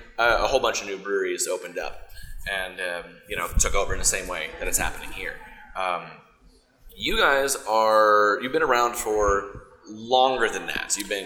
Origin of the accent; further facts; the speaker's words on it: Texas, United States; now in Seattle, United States; I'm originally from Texas